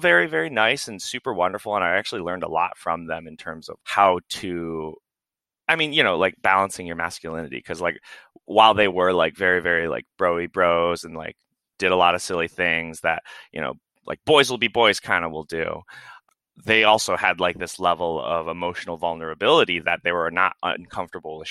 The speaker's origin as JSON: {"language": "English", "region": "Midwest", "country": "United States", "tie": "born or raised there", "also_born_or_lived": "Florida", "moved": "yes", "lives_now": "Portland, United States", "said": "I grew up in the Midwest"}